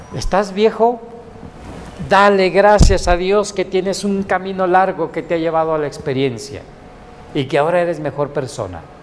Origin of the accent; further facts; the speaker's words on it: Mexico; somos bien mexicanos y bien guadalupanos